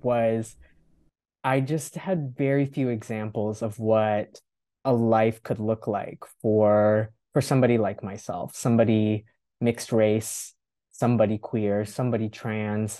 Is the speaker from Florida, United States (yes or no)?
yes; North Florida, United States; moved away; I was born and raised in North Florida.